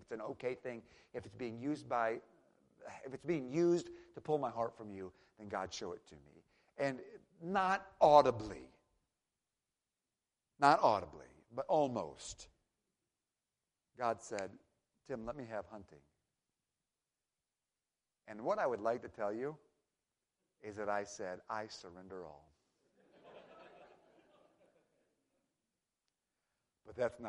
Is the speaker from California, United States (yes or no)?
no; Michigan, United States; now in Tennessee, United States; I'm from Michigan originally.